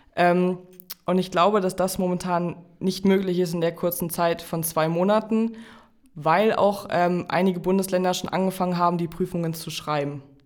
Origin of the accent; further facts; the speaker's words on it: Jork, Lower Saxony, Germany; im Landkreis Stade, Stade ist das Kirchenland bei uns in York